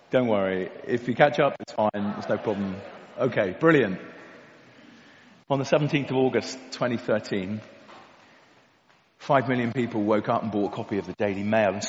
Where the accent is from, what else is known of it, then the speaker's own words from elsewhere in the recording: Kent, South East England, United Kingdom; I grew up in Kent, um, not too far away from here. Um, I went away to the army and all kinds of other things and came back home to Tunbridge about six years ago.